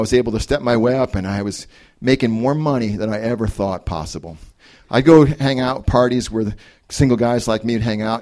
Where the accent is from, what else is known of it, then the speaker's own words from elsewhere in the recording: Connecticut, United States; moved away as an adult; also born or lived in Ohio; I grew up in Connecticut